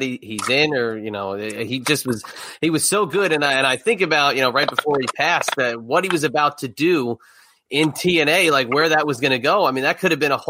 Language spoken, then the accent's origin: English; New Jersey, United States; I'm from Jersey.